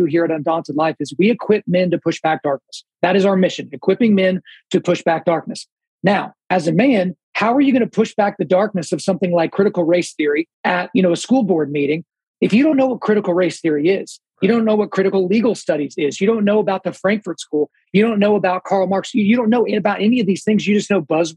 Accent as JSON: {"language": "English", "region": "Oklahoma", "country": "United States", "tie": "born or raised there", "said": "I was born in Oklahoma"}